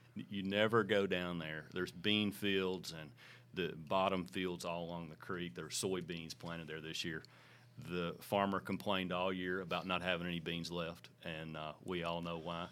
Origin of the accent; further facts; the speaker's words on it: Hickman County, Tennessee, United States; also born or lived in Columbia, Tennessee; we grew up in Hickman County